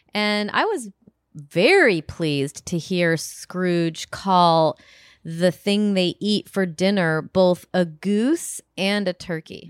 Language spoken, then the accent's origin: English; Rockford, Illinois, United States; moved away; my hometown of Rockford